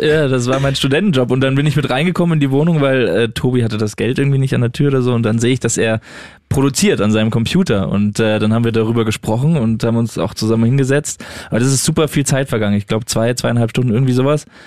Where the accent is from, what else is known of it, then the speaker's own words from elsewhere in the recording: Düsseldorf, North Rhine-Westphalia, Germany; moved away; in der Heimat, wo ich herkomme, in Düsseldorf